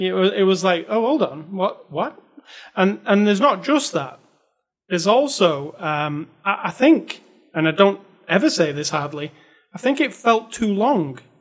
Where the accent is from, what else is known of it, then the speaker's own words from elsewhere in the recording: United Kingdom; I'm a British person